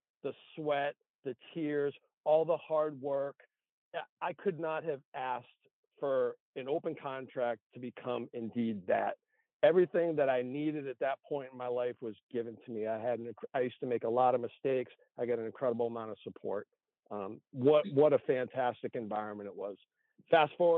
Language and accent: English; North Attleboro, Massachusetts, United States; moved away; born and raised in Massachusetts, small city called North Attleboro